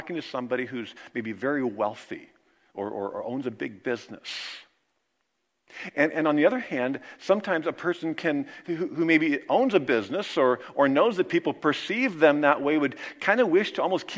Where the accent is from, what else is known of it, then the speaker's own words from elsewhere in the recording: Kansas, United States; moved away; in my hometown in Kansas. You know, we kind of all grew up together